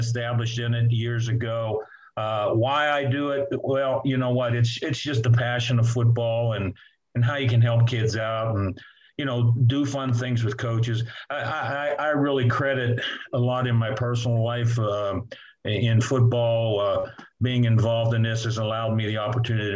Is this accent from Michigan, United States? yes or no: no; Clairton, Pennsylvania, United States; I'm from Clareton, you know, played football there